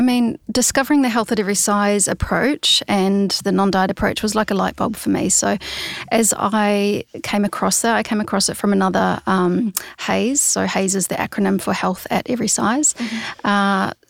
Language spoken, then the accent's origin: English; New Zealand; moved away as an adult; now in Sydney, Australia; And it's kind of the trajectory as a Kiwi. Often you will, you know, jump over the Tasman and spend a year or two in Sydney and save up some money and then go traveling over to Europe.